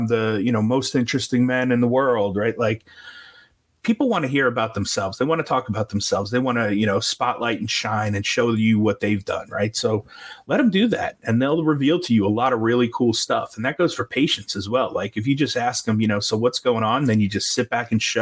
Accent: New York, United States; moved away; I'm from New York originally

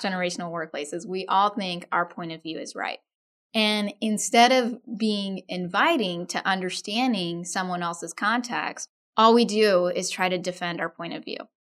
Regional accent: Austin, Texas, United States; My parents are from India. I grew up in Austin, Texas.

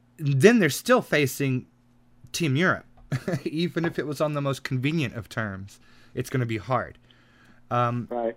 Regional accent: United States; I'm an American

